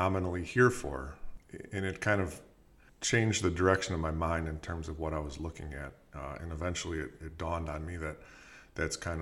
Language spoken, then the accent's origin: English; Penfield, New York, United States; also born or lived in Chicago / Syracuse / Auburn; I grew up in Penfield, graduated from Penfield High School